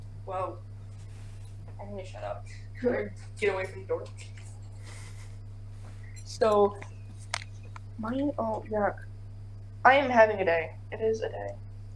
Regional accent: El Centro, California, United States; born there; I was born in California. In El Centro, which is like, I could be wrong on the city, but for I know for a fact it's like an hour away from the Mexican border.

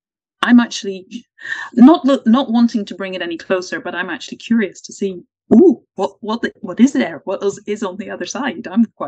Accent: Ireland; I'm Irish and we talk about the veil.

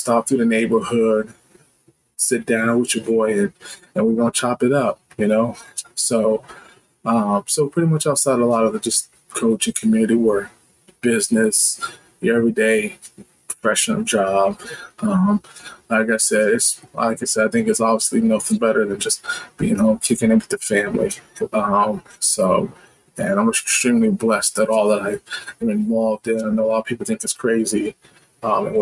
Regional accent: Reston, Virginia, United States; moved away as an adult; now in Ohio, United States; But I'm originally from Virginia, Newman, Virginia, exact. Grew up in Reston, VA

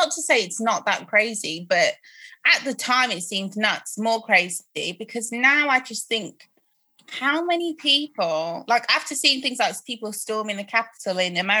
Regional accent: Croydon, London, United Kingdom; born there; I'm like, first of all, I was born in Croydon. I don't know anything about this country shit you guys.

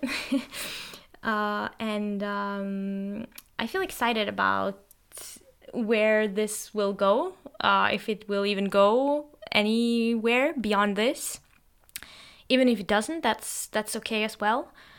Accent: Norway; first language Norwegian; English is a second language; I'm actually Norwegian, and that's my native language

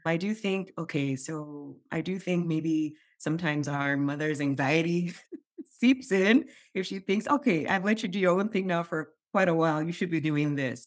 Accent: Nigeria; moved away; I grew up in Nigeria

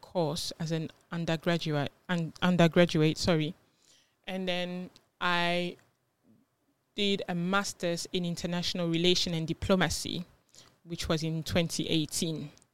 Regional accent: France; moved away as an adult; also born or lived in Ghana; now in United Kingdom; I am from Ghana originally, but I was born in France and I came to the U K when I was about, I think, nineteen or twenty

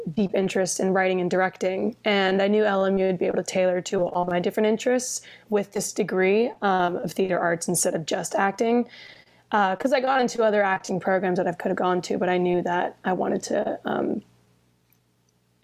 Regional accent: Jensen Beach, Florida, United States; moved away as an adult; now in Los Angeles, United States; I'm from Florida

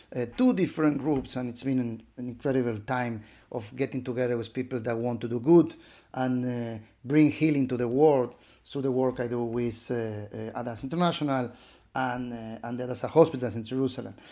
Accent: Buenos Aires, Argentina; moved away; living in my hometown of, uh, Buenos Aires, a middle-class boy

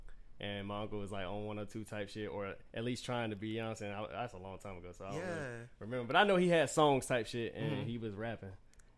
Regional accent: Winston-Salem, North Carolina, United States; I'm from Winston.

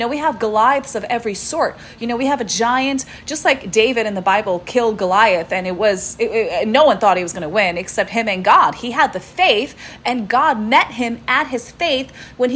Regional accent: Russia; I'm Russian. My dad is Ukrainian.

